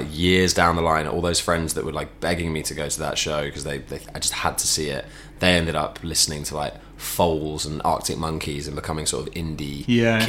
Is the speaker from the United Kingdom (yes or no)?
yes; Chesham, South East England, United Kingdom; I grew up in Chesham